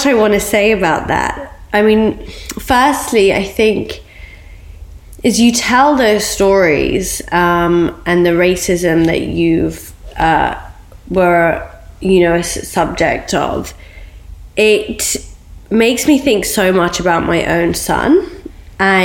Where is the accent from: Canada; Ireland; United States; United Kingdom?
United Kingdom; Oxford, South East England; being Iraqi and growing up in Oxford when the Iraqi war broke out